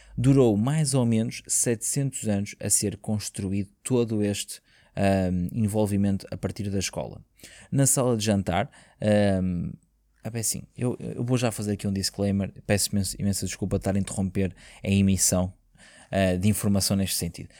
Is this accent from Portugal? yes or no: yes; Portugal; nós que somos portugueses